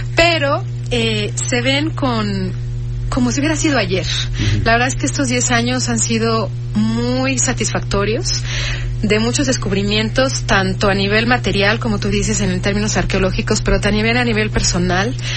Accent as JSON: {"language": "Spanish", "country": "Mexico", "said": "porque es un proyecto mexicano y somos los únicos mexicanos que hemos trabajado en Israel"}